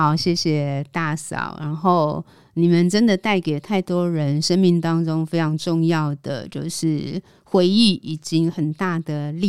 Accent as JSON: {"language": "Chinese", "country": "Taiwan", "tie": "born or raised there", "said": "我对一个都市出生长大的孩子来说，这样的旅程是真的充满了感动。就是出到海上，回望整个台湾那样的经验"}